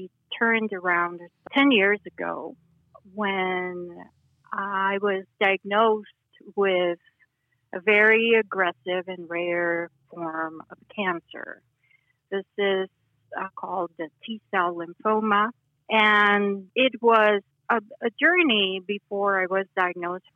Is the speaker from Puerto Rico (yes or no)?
no; Mexico City, Mexico; moved away as an adult; also born or lived in Miami, Florida / Houston, Texas; now in Boise, United States; I was born and raised in Mexico City, and I moved to the U.S. 20 years ago